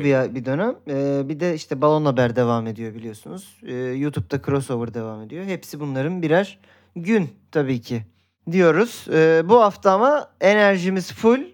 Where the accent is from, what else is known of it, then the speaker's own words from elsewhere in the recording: Göztepe, İzmir, Turkey; Göztepe taraftarıyım. Çocukluğum orada geçti